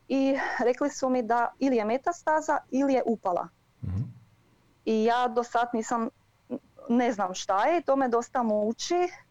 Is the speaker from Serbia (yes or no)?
no; near Varaždin, Varaždin County, Croatia; now in Germany; iz e, okolice Varaždina